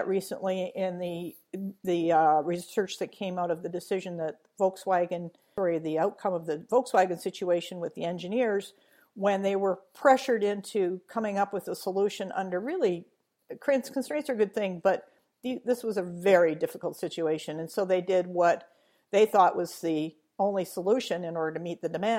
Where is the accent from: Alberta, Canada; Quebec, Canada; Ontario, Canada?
Alberta, Canada; Edmonton; moved away; my hometown of Edmonton